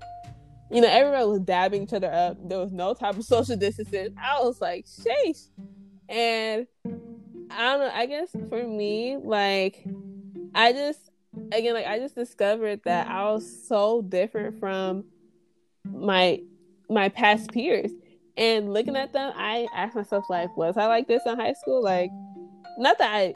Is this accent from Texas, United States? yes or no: yes; Houston, Texas, United States; I'm from Ailey, Houston, Texas.